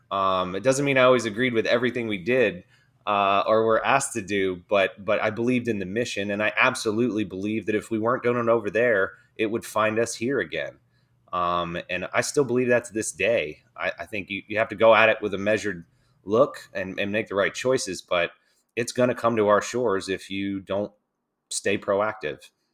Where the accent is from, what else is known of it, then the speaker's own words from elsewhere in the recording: Dover, Delaware, United States; I grew up in Dover, Delaware, um, small town, uh, it's an Air Force town, actually